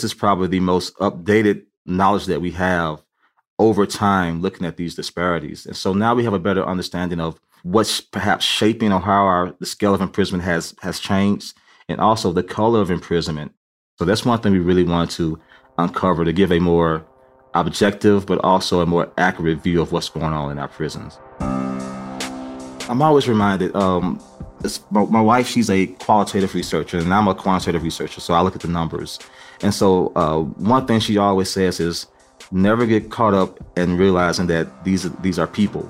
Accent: Memphis, Tennessee, United States; I'm from Memphis

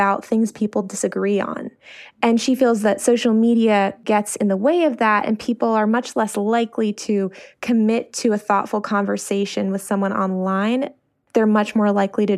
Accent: Silver Spring, Maryland, United States; Our neighborhood culture, where I grew up in Silver Spring, was very community-oriented

